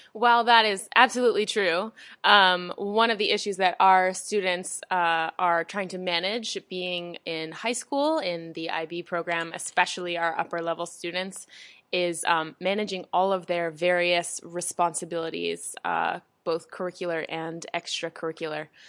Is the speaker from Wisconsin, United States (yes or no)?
no; Washington, District of Columbia, United States; moved away as an adult; I was born in what, the Washington, D C area